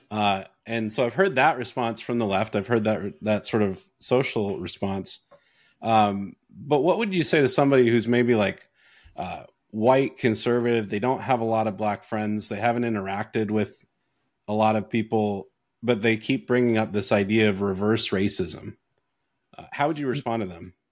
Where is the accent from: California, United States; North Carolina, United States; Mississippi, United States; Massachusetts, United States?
North Carolina, United States; also born or lived in Canada; I grew up in North Carolina. I grew up in the middle of nowhere in North Carolina